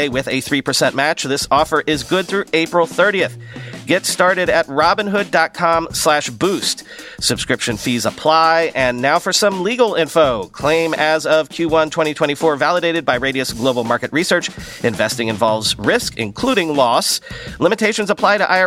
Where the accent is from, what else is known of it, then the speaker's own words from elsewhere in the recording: United Kingdom; accent: British; my British accent